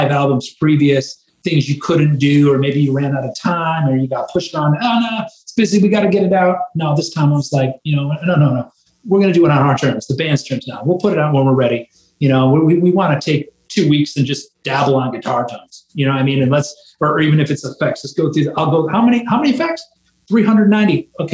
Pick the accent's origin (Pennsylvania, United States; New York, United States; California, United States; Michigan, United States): Michigan, United States; growing up in Michigan